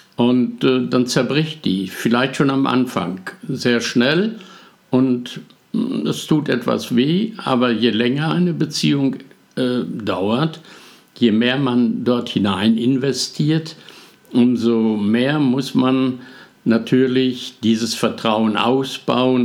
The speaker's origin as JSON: {"language": "German", "country": "Germany", "said": "bei uns in Deutschland"}